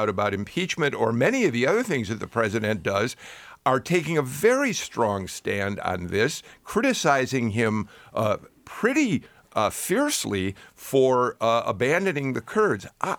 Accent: Midwest, United States; Well, I was from the Democratic Midwest, and my answer, I thought, well, yeah, of course he will.

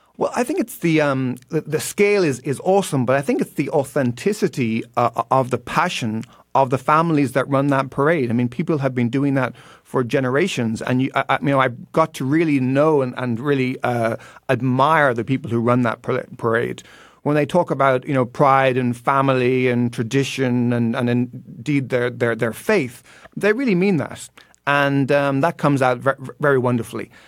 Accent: Ireland

